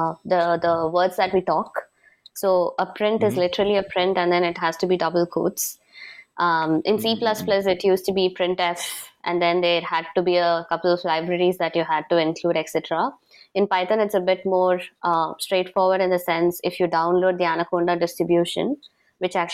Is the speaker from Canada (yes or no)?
no; Chennai, Tamil Nadu, India; first language Tamil; English is a second language; now in Singapore; I'm a Tamilian, and I'm actually brought up in the south part of India. So my base is Chennai, and Tamil is my mother tongue.